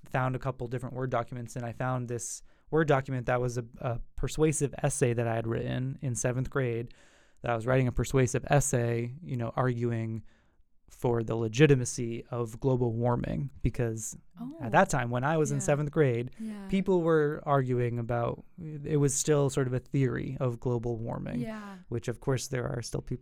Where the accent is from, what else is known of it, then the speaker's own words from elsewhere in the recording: New Hampshire, United States; moved away as an adult; now in Boston, United States; I'm from New Hampshire, as I mentioned earlier. You know, New Hampshire is a really beautiful state, and I was lucky to grow up with family that had, you know, a house on the lake